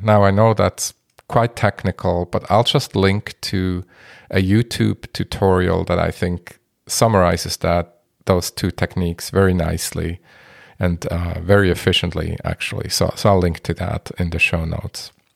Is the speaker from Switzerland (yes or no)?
yes; Basel, Basel-Stadt, Switzerland; moved away; also born or lived in Minneapolis-Saint Paul, Minnesota, United States; my hometown, Basel